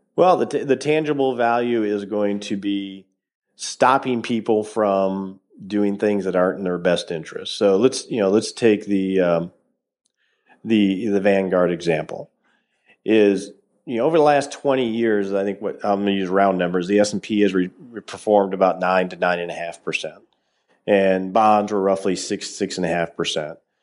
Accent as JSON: {"language": "English", "town": "Detroit", "region": "Michigan", "country": "United States", "tie": "born or raised there", "said": "I grew up in Detroit"}